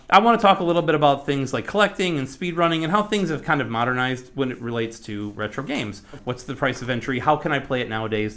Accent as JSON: {"language": "English", "region": "Michigan", "country": "United States", "moved": "yes", "said": "I'm from Michigan originally. We, we, we, uh, record out of Michigan and, uh, just recently moved back a couple years ago."}